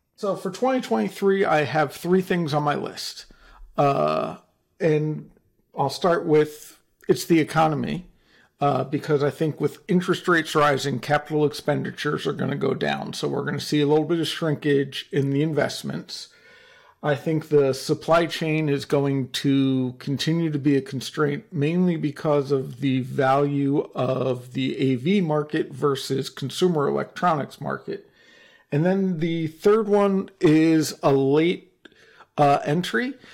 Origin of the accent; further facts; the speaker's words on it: New Jersey, United States; I'm, I'm from New Jersey and my father was a lawyer